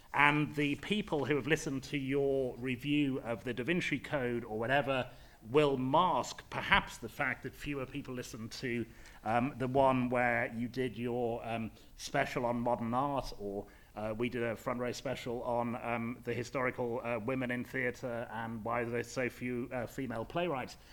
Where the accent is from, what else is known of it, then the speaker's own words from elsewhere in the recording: Leeds, Yorkshire and the Humber, United Kingdom; I come from Leeds, um, from a middle class uh, white background. I have certain speech manner, manner, mannerisms.